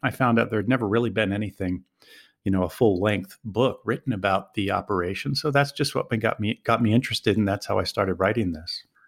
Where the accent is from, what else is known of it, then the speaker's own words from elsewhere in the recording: Philadelphia, Pennsylvania, United States; moved away as an adult; now in Sarajevo, Bosnia and Herzegovina; I'm from Philadelphia originally